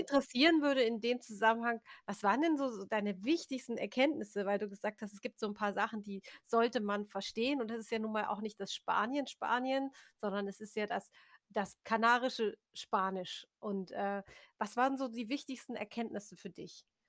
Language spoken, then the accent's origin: German; Germany; als Deutscher